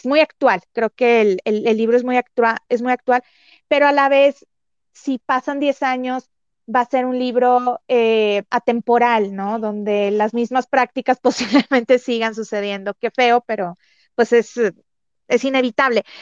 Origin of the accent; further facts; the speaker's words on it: Mexico; como mexicana